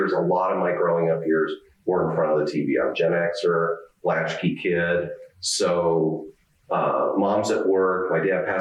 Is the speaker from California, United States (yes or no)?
yes; Southern California, United States; I'm from Southern California, born and raised